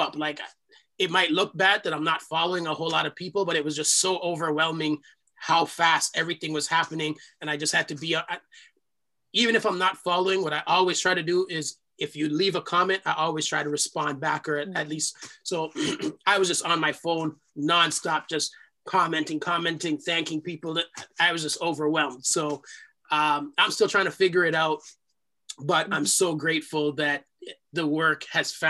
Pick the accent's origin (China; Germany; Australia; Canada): Canada; Toronto, Ontario; accent: Jamaican; I was born here in Canada. I'm the first generation born outside of the islands. We grew up in a part of Toronto